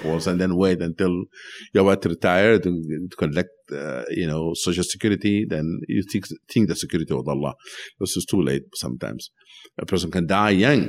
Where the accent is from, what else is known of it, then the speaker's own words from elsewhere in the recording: Sudan; now in United States; when I was growing up in Sudan